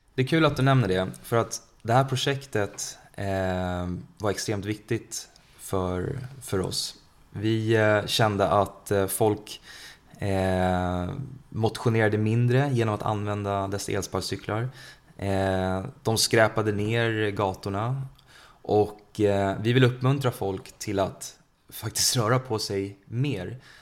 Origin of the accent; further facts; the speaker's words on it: Sweden; also born or lived in India; Vi svenskar